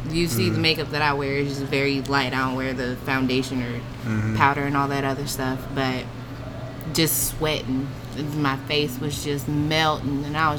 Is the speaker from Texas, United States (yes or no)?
yes; Houston, Texas, United States; born there; also born or lived in Georgia, United States; I was born in Houston, Texas.